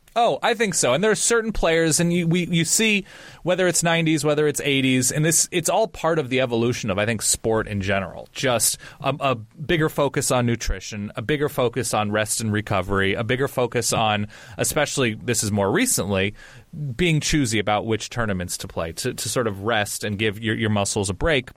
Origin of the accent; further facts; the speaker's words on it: California, United States; I grew up on the West Coast. I grew up in California.